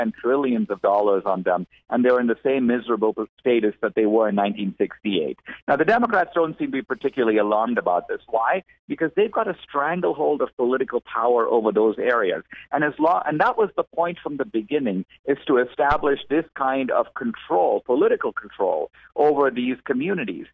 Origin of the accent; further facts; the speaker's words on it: India; I'm from India